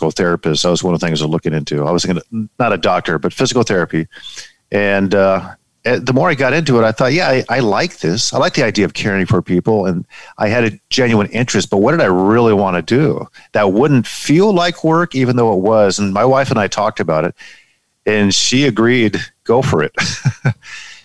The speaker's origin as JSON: {"language": "English", "town": "San Diego", "region": "California", "country": "United States", "tie": "born or raised there", "also_born_or_lived": "Palm Springs / Detroit, Michigan", "moved": "as an adult", "said": "San Diego, California, my hometown, born and raised, and grew up reading newspapers"}